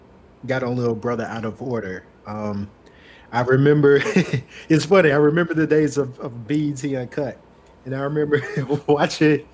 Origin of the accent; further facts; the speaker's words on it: Demopolis, Alabama, United States; I'm from Demopolis and we don't have a mall